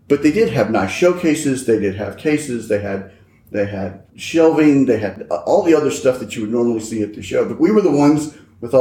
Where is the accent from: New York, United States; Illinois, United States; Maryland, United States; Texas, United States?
Texas, United States; I'm Texas. I'm born and raised in Texas